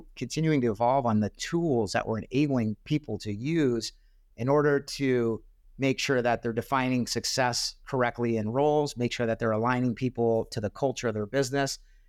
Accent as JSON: {"language": "English", "town": "Spokane", "region": "Washington", "country": "United States", "tie": "born or raised there", "said": "I was born in Spokane, and I grew up going to their training camps"}